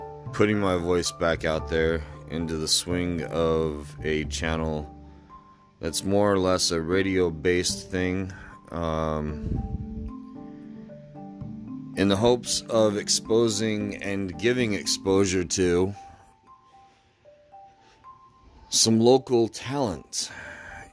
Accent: Layton, Utah, United States; my little garage in my hometown of Layton, Utah

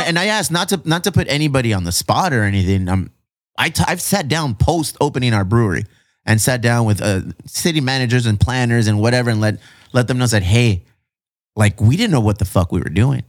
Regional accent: Chula Vista, California, United States; all of my life, I've been here in Chula Vista

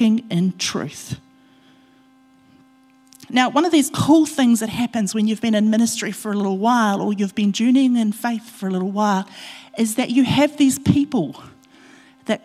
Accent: Otorohanga, Waikato, New Zealand; my home church, my church that I grew up in Otorohanga

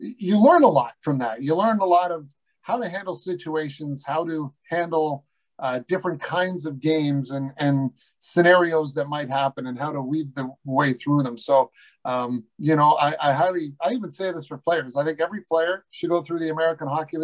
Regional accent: Newmarket, Ontario, Canada; my hometown of Newmarket

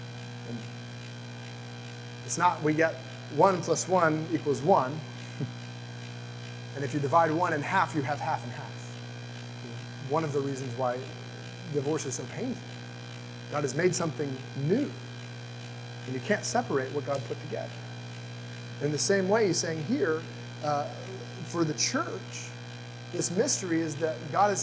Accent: the South, United States; When I was growing up in the South

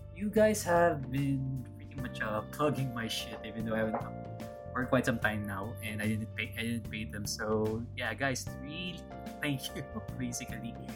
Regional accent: Philippines; I'm Filipino

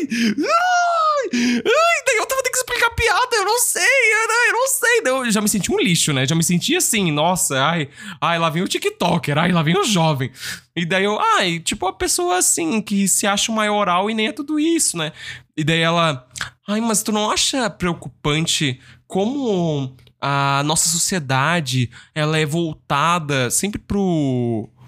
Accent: Rio Grande do Sul, Brazil; Tem que ser na churrasqueira. Eu sou gaúcho, sou.

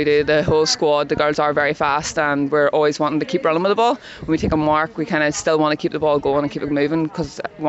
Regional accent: Ireland; now in Australia; So I came out from Ireland to kind of improve them

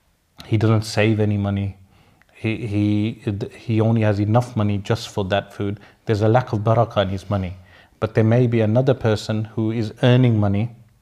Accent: Sparkbrook, West Midlands, United Kingdom; I know political correctness would be against that term, but I'm from Sparkbrook, we use those terms.

